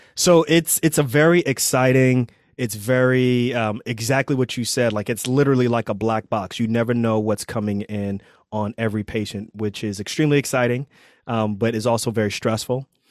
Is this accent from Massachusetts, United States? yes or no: no; New York City, New York, United States; moved away as an adult; also born or lived in Pennsylvania; I grew up in Queens